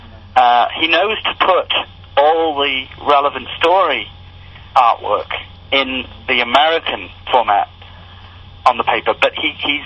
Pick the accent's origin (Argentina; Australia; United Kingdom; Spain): United Kingdom; England; now in United States; I grew up in England